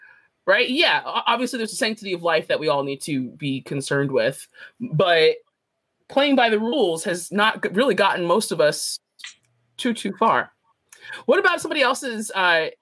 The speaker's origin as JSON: {"language": "English", "country": "United States", "said": "as an American"}